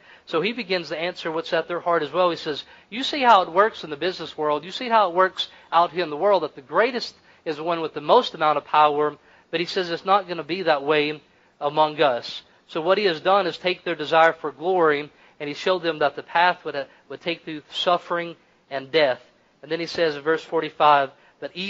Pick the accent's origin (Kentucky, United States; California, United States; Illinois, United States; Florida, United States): Kentucky, United States; I'm from Kentucky